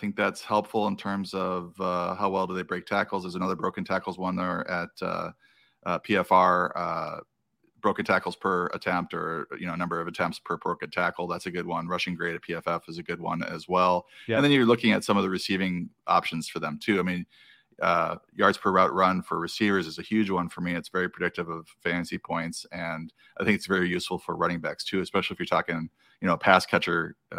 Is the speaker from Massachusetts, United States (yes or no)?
no; Wisconsin, United States; Yeah, I grew up in Wisconsin, outside of Milwaukee, and a lifelong.